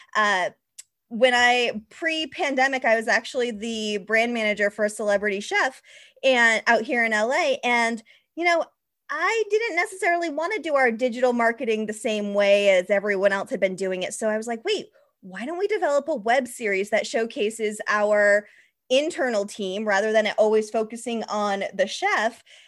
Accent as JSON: {"language": "English", "town": "Mattapoisett", "region": "Massachusetts", "country": "United States", "tie": "born or raised there", "said": "I grew up in Massachusetts, a very small town in Massachusetts called Mattapoisett near Cape Cod"}